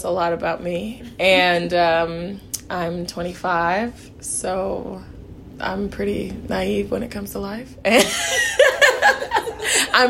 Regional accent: Kansas City, Missouri, United States; I'm from Kansas City, Missouri. I was born in Kansas City, Kansas

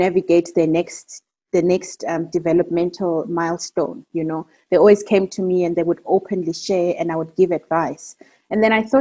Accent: Eastern Cape, South Africa; So just to give context, I'm South African. I'm originally Xhosa, and I hail from the Eastern Cape.

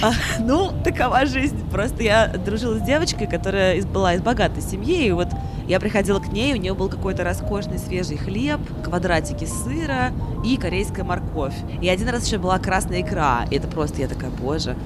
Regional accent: Samara, Samara Oblast, Russia; now in Moscow, Russia; я вот из Самары

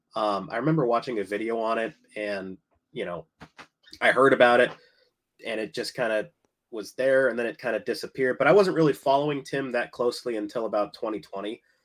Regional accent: United States; I'm, I'm American

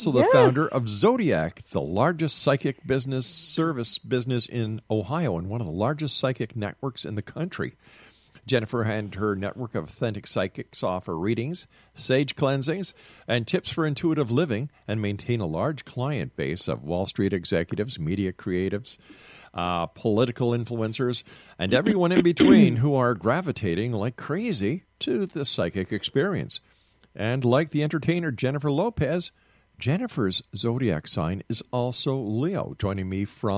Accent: Canada; I'm not an American. I'm a Canadian

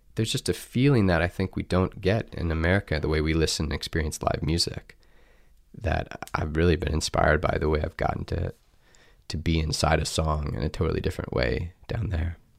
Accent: Columbia, United States; moved away as an adult; growing up in Columbia

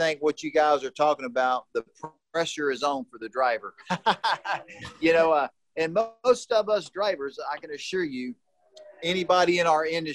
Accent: Texas, United States; moved away; my home state, Austin, Texas

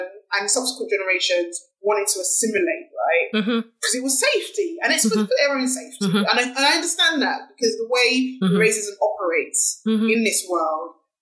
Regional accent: London, United Kingdom; I was born in Hackney, East London, I'm British.

